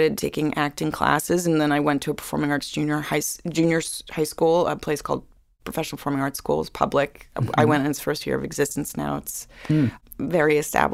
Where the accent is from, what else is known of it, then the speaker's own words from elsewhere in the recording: New York City, New York, United States; growing up in New York City